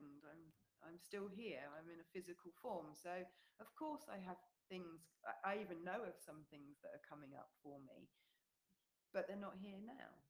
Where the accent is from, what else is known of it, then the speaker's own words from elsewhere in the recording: England, United Kingdom; moved away as an adult; now in New Zealand; because we're away from England, we're in New Zealand, we have no family here